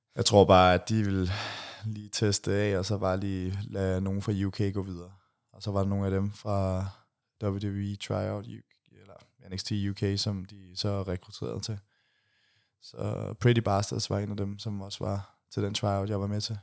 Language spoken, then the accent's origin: Danish; Denmark; jeg var fra Danmark